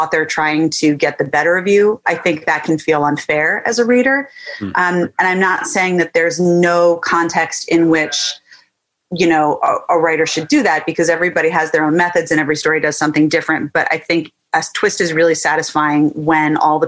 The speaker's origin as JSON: {"language": "English", "area": "just outside Annapolis", "region": "Maryland", "country": "United States", "tie": "born or raised there", "said": "I grew up in Maryland, just outside Annapolis"}